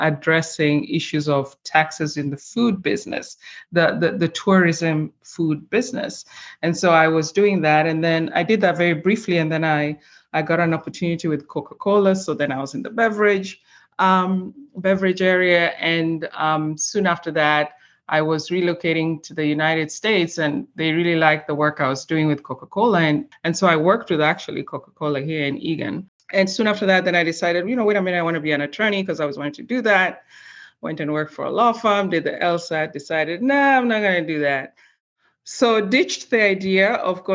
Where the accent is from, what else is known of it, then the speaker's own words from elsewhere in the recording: Kenya; also born or lived in Switzerland; now in Minnesota, United States; I'm originally from Kenya in East Africa. That's where I was born and raised